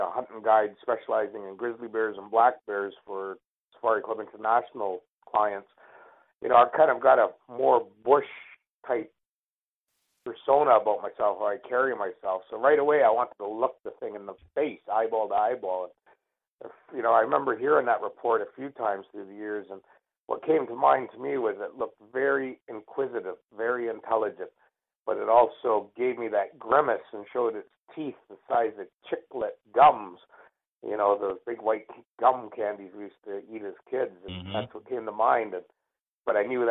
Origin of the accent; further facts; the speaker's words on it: Canada; as an Indian, an Indigenous person of Canada